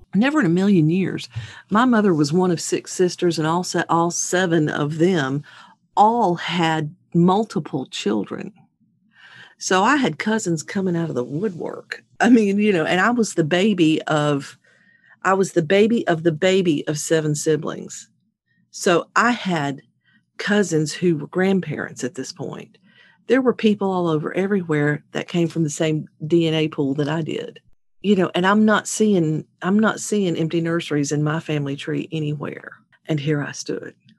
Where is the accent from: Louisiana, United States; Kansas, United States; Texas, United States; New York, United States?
Louisiana, United States; Baton Rouge; I am from Baton Rouge, Louisiana